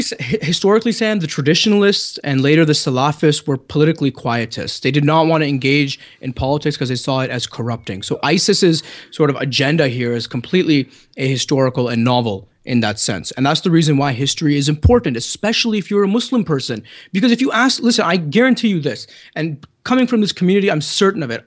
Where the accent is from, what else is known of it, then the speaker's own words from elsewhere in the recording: Canada; accent: Canadian; my good Canadian accent